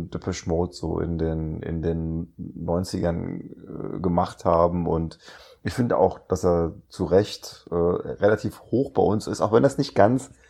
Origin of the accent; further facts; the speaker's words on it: Grimmen, Mecklenburg-Vorpommern, Germany; Ich komme aus Grimmen, sagt ihr das was?